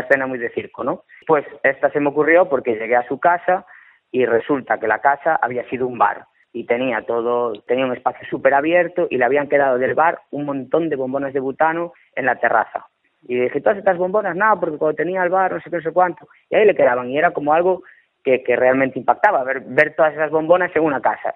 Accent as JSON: {"language": "Spanish", "town": "Cambre", "region": "Galicia", "country": "Spain", "said": "yo soy de Cambre"}